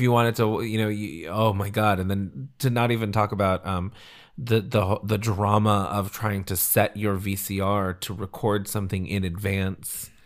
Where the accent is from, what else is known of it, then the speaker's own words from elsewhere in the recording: Central California, United States; I grew up in Central California